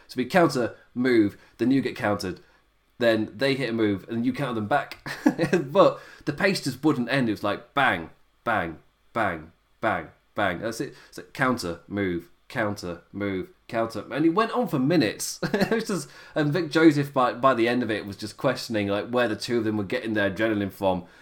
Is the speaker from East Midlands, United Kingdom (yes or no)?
yes; Nottingham, East Midlands, United Kingdom; I'm from Nottingham.